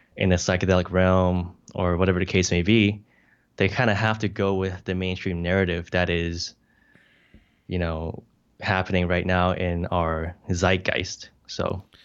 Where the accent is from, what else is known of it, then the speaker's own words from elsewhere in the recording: Hong Kong; moved away; also born or lived in United States; I'm an immigrant from Hong Kong to the U S